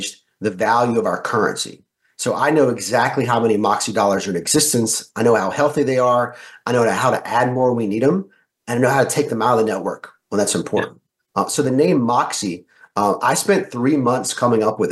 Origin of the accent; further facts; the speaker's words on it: the South, United States; I grew up in the South